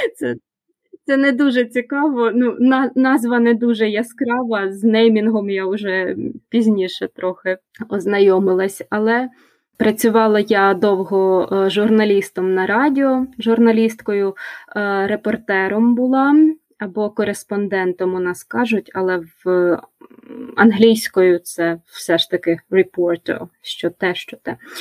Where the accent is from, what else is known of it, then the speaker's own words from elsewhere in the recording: Kyiv, Ukraine; Я народилася у Києві, і більшість свого життя я прожила у цьому місті